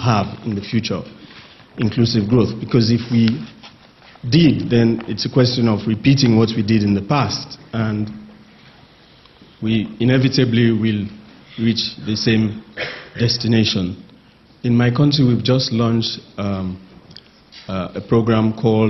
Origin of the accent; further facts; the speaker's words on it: Sierra Leone; I'm from Sierra Leone and an independent consultant